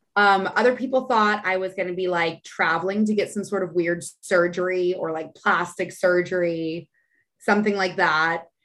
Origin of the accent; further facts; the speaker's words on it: San Antonio, Texas, United States; now in Austin, United States; I'm from San Antonio.